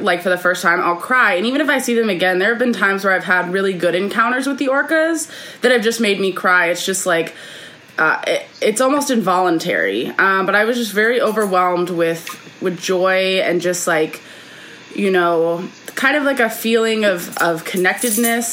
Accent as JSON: {"language": "English", "region": "Ohio", "country": "United States", "tie": "born or raised there", "also_born_or_lived": "Florida", "moved": "yes", "lives_now": "California, United States", "said": "I grew up in Ohio, went to school in Florida. I've lived in seven states."}